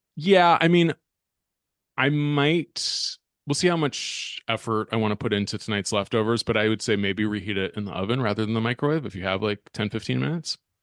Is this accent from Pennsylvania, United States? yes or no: no; Berkeley, California, United States; my hometown of Berkeley, California